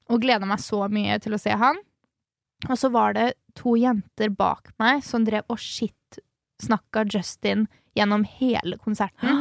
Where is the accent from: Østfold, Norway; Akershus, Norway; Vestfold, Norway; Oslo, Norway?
Østfold, Norway; Halden; moved away; i hjembyen min, i Halden